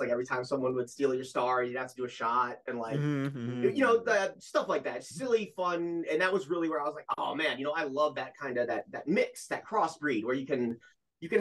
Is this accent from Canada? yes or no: no; Ohio, United States; I'm originally from Ohio